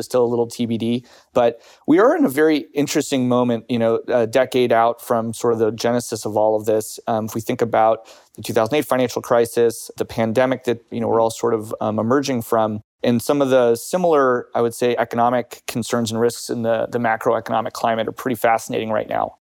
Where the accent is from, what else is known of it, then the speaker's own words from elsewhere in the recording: United States; now in United Kingdom; as an American or as someone who lives in the U K